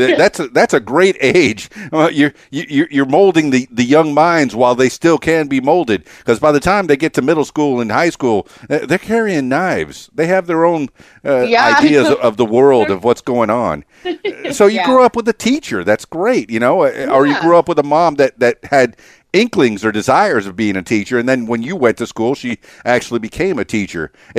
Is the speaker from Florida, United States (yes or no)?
yes; Florida, United States; now in Conway, United States; And I graduated down in Fort Lauderdale, Florida. I was raised in South Florida, and here I am in Conway, Arkansas, just a little bit north of Little Rock.